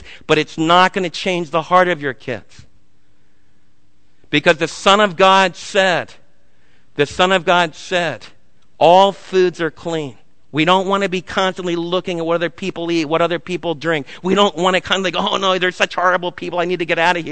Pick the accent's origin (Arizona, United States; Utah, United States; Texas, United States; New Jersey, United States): New Jersey, United States; moved away; when I was raised in New Jersey